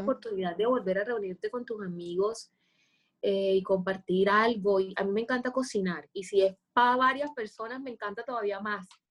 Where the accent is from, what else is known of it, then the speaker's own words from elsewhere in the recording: Cartagena, Bolívar, Colombia; soy una mujer cartagenera, colombiana